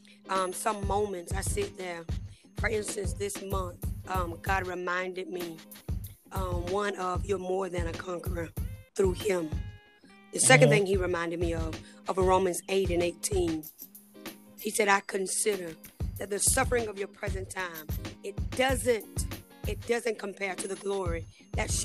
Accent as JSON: {"language": "English", "town": "Pelham", "region": "Georgia", "country": "United States", "tie": "born or raised there", "moved": "as an adult", "lives_now": "Columbus, United States", "said": "my hometown is Pelham, Georgia. And I moved here to Columbus, Georgia"}